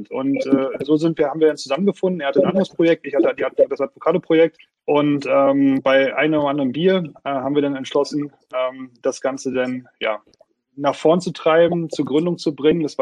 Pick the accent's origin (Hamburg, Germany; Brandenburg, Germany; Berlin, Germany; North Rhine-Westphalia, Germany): Brandenburg, Germany; born there; äh, bin 38 Jahre alt, gebürtig aus Brandenburg, ähm, habe Jura studiert an der Universität in Greifswald.